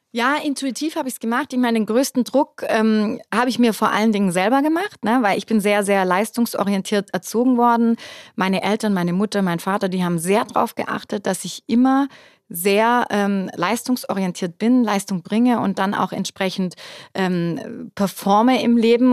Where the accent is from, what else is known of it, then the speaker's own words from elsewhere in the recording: Germany; bei uns in Deutschland